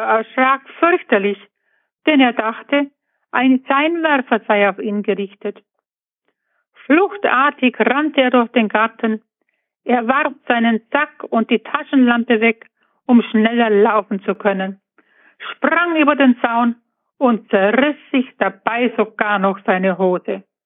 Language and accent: German; Buchloe, Bavaria, Germany; ich komme aus Buchlohe im Ostallgäu